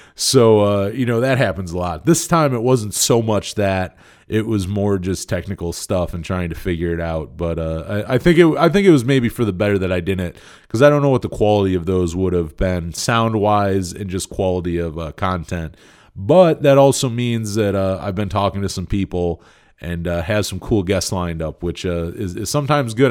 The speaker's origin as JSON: {"language": "English", "region": "Western New York", "country": "United States", "said": "I'm from Western New York"}